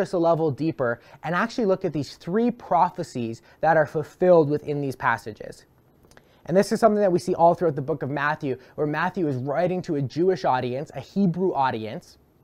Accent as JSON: {"language": "English", "town": "Brantford", "region": "Ontario", "country": "Canada", "tie": "born or raised there", "said": "my hometown of Brantford"}